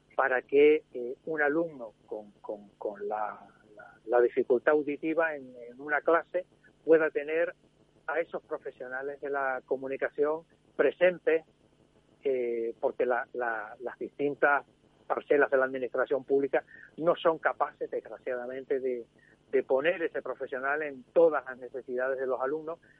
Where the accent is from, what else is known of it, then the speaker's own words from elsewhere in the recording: Spain; como español